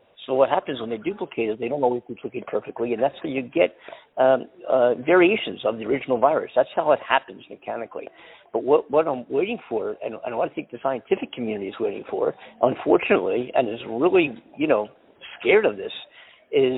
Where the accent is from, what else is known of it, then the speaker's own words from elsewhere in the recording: Philadelphia, Pennsylvania, United States; moved away; also born or lived in Southern California; my hometown, Philadelphia